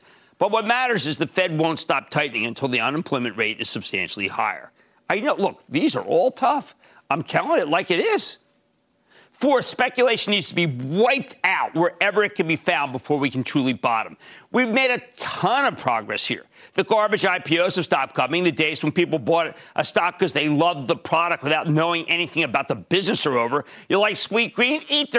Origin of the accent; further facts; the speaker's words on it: New Jersey, United States; in my home state of New Jersey